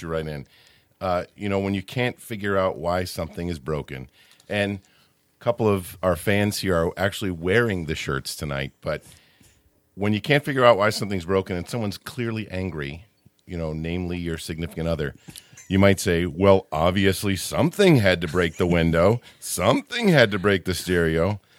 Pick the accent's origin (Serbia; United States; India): United States; Midwest; I'm showing myself as a Midwesterner by calling her Aunt Bethany